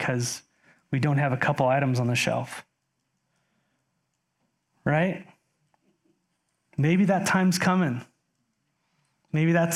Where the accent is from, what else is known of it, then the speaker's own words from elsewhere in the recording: United States; As an American living in 2021